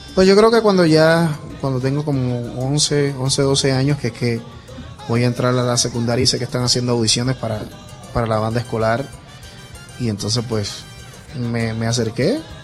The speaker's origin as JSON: {"language": "Spanish", "town": "Isabela", "country": "Puerto Rico", "tie": "born or raised there", "said": "yo estuve en, en la banda escolar de, de Isabela, mi pueblo, como por 5 o 6 años."}